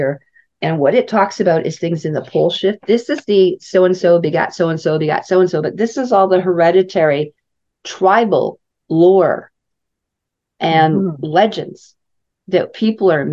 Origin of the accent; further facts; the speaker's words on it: Saskatoon, Saskatchewan, Canada; moved away; also born or lived in Kamloops; I grew up in Saskatoon